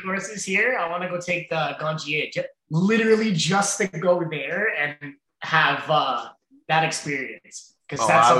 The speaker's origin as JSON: {"language": "English", "town": "Brampton", "region": "Ontario", "country": "Canada", "tie": "born or raised there", "lives_now": "East Garafraxa, Canada", "said": "I grew up in Brampton. If I tried to do this in Brampton, it wouldn't have turned out the same."}